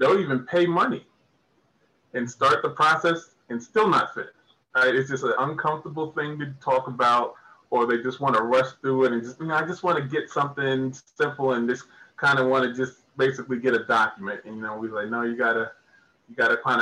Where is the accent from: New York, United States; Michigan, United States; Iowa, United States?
New York, United States; moved away as an adult; now in Georgia, United States; Originally from New York, came down to Georgia about 2004